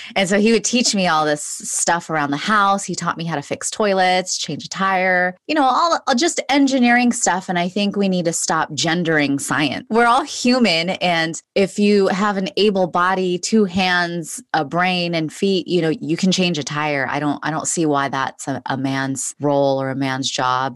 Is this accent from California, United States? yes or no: yes; Los Angeles, California, United States; I was born and raised in Los Angeles, California